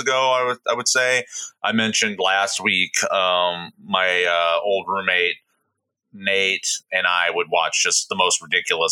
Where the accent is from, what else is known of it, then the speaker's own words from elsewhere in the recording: Midwest, Indiana, United States; moved away; I'm from the Midwest.